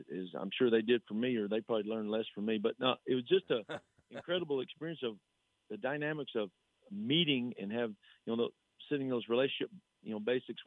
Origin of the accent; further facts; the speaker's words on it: Slaton, Texas, United States; the head football coach of in my hometown and for the school that I was assistant at and a school that I played for